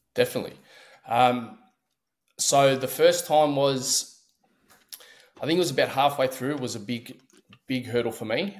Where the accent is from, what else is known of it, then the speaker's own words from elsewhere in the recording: Melbourne, Victoria, Australia; I'm from Australia